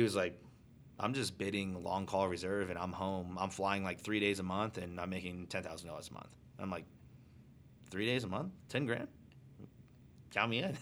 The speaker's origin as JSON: {"language": "English", "region": "Arizona", "country": "United States", "tie": "born or raised there", "said": "I'm born and raised in Arizona."}